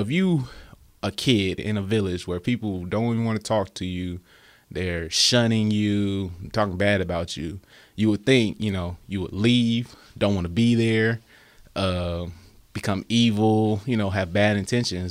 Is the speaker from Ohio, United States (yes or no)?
no; California, United States; I'm from California.